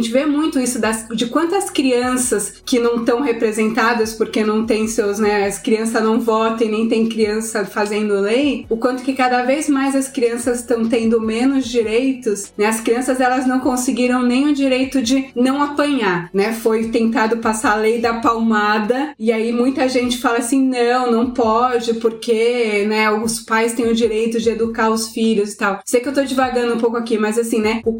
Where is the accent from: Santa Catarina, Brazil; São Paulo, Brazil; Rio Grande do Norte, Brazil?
São Paulo, Brazil; now in United States; Tanto eu como a Raquel, a gente vem de São Paulo